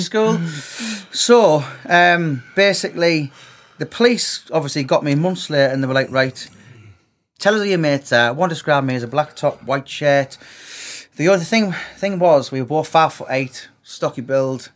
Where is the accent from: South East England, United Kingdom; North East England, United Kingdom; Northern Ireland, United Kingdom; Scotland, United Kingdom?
North East England, United Kingdom; Middlesbrough; for most of my life, I grew up in Middlesbrough.